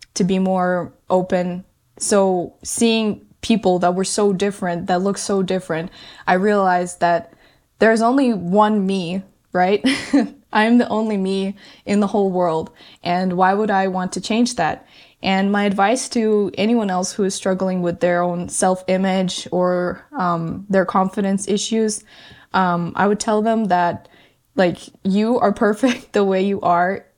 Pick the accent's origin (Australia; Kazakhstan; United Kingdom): Kazakhstan; moved away; also born or lived in Canada; my family in Kazakhstan is the one I grew up with, lived with for many, many years.